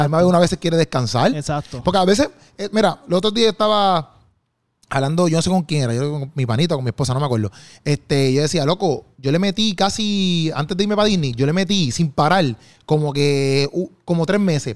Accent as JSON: {"language": "Spanish", "town": "Bayamón", "country": "Puerto Rico", "said": "yo soy de, de Juan Sánchez, que eso ahí en Bayamón, ahí. Es un barrio"}